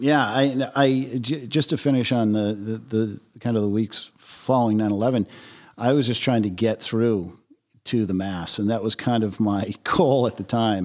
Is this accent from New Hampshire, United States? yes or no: no; Taunton, Massachusetts, United States; I grew up in Taunton, Mass